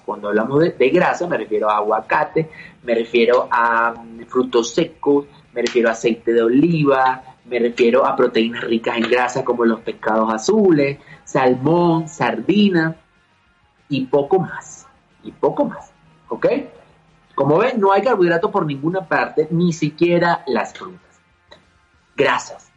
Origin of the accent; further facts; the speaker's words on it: Venezuela; now in Mexico City, Mexico; siendo venezolano me estoy aquí en Ciudad de México